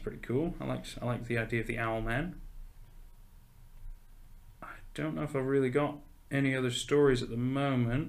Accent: United States; moved away; growing up in the States

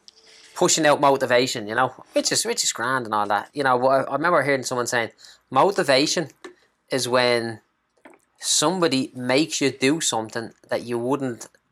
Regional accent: Clondalkin, Leinster, Ireland; from Clondalkin. Used to be a bricklayer. Now I'm a property investor.

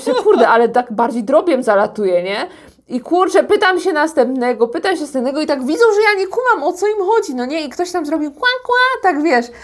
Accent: Poland; now in South Korea; jestem z Polski

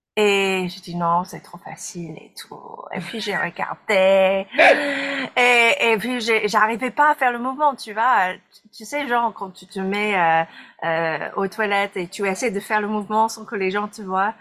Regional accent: United States; je suis américaine

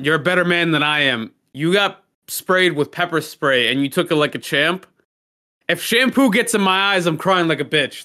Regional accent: New York City, New York, United States; I'm American, you're American, we were born here, fucking Brooklyn raised

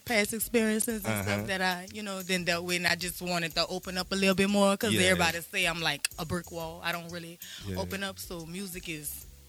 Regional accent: New Orleans, Louisiana, United States; I'm from New Orleans downtown. My whole family is originally from the Nine World Desire.

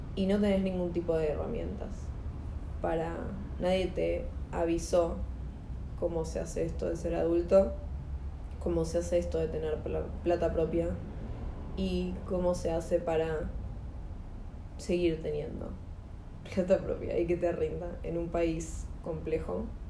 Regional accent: Buenos Aires Province, Argentina; somos de provincia de Buenos Aires

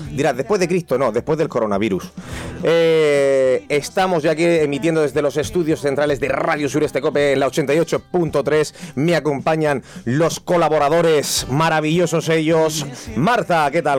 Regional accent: Callosa de Segura, Valencian Community, Spain; yo soy de Callosa de Segura

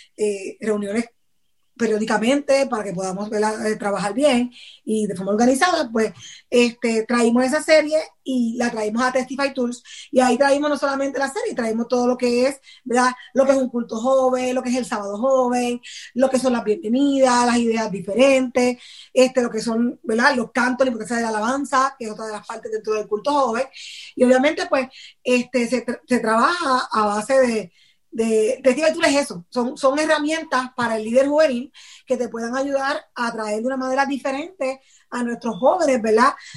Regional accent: Patillas, Puerto Rico; mi pueblo donde yo vivo eh, de, Puerto Rico es en Patillas, ese es mi pueblo natal, ¿verdad? Y allá tengo muchas amistades que crecieron conmigo

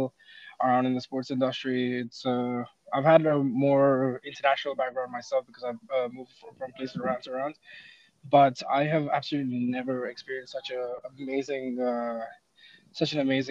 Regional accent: India; moved away as an adult; I'm from India

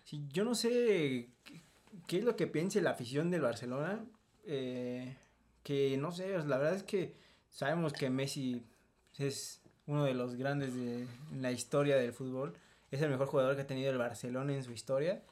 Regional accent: Mexico

